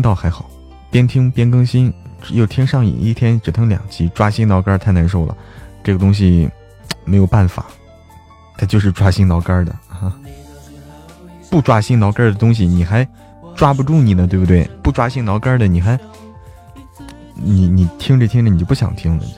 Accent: Hebei, China; now in Chengdu, China; 我不是成都的，我是河北的，河北的。

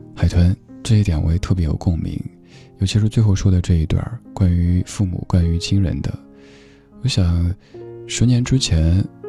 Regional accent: China; 我们中国人盼望了那么久，那么久的

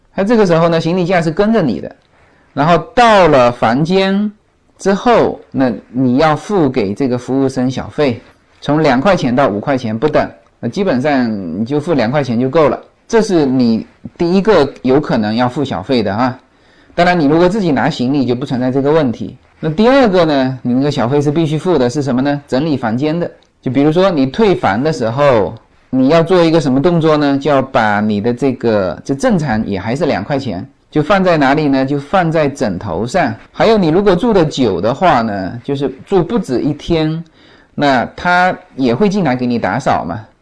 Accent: China; now in Los Angeles, United States; 那就更何况我们中国人啊

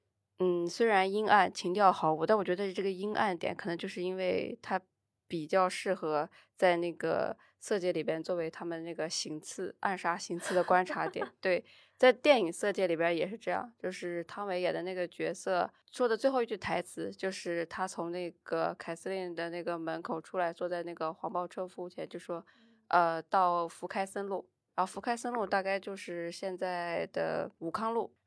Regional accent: Shanxi, China; now in Shanghai, China; 像我们这种外地人，就我是一个山西人

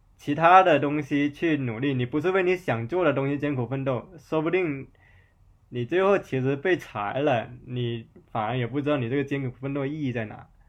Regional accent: Zhanjiang, Guangdong, China; moved away; 我老家湛江，可能我说它可能属于广东境内的三线城市

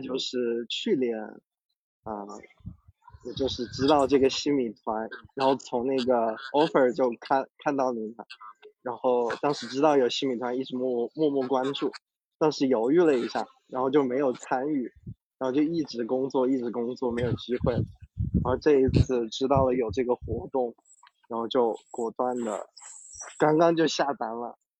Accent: Wuhan, Hubei, China; 我是武汉这边的，所以那个那边是不分的

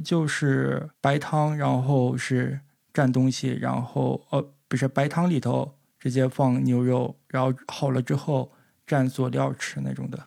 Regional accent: northern China, China; now in Japan; 因为我作为一个北方人，吃海鲜是非常难能可贵的

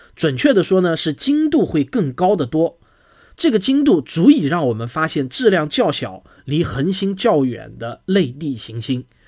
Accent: China; 我们中国人

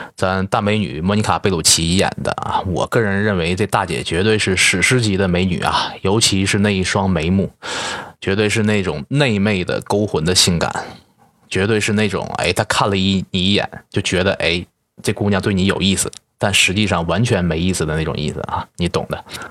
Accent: Northeast China, China; 作为东北人的我

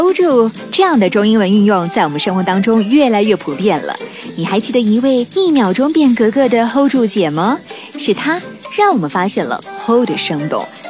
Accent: Guangxi, China; 在我老家广西，

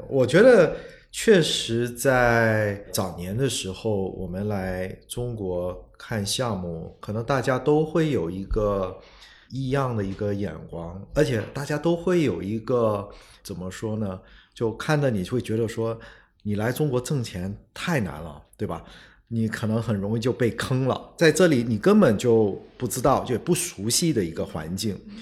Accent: Singapore; first language Chinese; 我虽然在新加坡出生长大，但我一出生就是说中文嗯。呃，其实在我家里汉语是我的母语

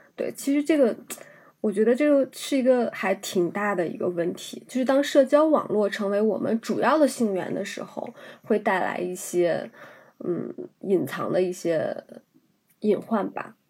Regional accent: China; 我们在大陆生长的这一代人，我们所接受的教育是黄河文明，我们是从黄土高原上发源起来的人们

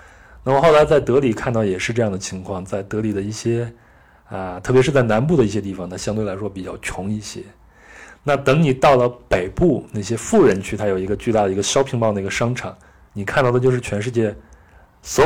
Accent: China; 这在中国的农村都已经很少见了。你像我，我出生在七十年代末，那我小时候就是在农村生活和长大的。

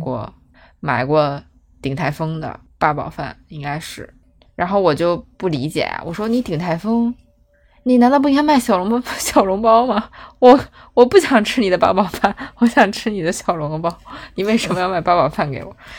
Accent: Beijing, China; 我们北京人过年都吃肯德基、麦当劳

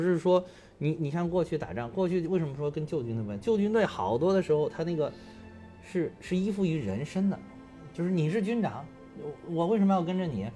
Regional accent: Beijing, China; also born or lived in Henan; 从小，从小学、初中、高中，一直上大学都在北京了

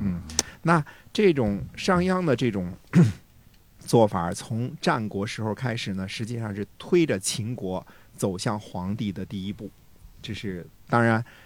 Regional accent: China; 我们中国人

